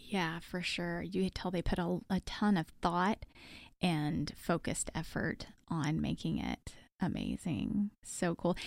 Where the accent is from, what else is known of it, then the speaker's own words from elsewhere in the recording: Texas, United States; I'm from Texas